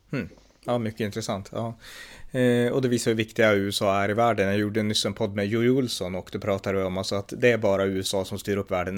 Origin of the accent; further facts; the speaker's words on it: Sweden; moved away; vi svenskar är måltavlor